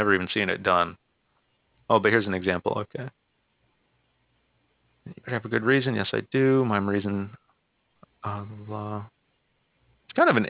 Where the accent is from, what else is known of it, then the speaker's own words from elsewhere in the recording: Dallas, Texas, United States; I'm from Dallas.